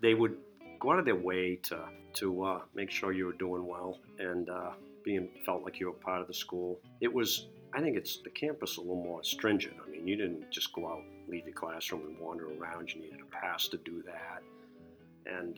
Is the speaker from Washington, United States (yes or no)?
no; Kittery, Maine, United States; It's just been my hometown. It's where I grew up, and I just love the whole Kittery experience.